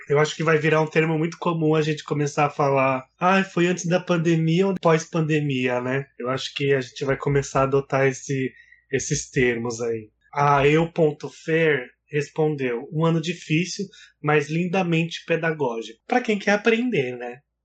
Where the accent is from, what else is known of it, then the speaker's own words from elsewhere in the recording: Brazil; a gente é brasileiro